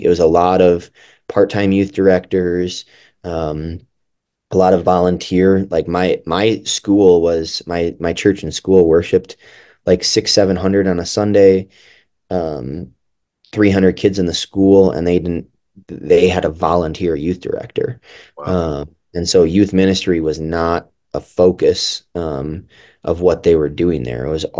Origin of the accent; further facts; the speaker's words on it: Milwaukee, Wisconsin, United States; Yeah, so I grew up in Milwaukee, Wisconsin, which is kind of a LCMS Lutheran hotbed.